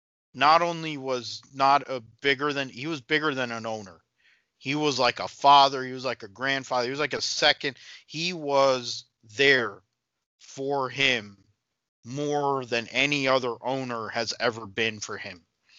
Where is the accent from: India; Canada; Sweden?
India; Because I think about Narain Karthikeyan for me as an Indian guy, you know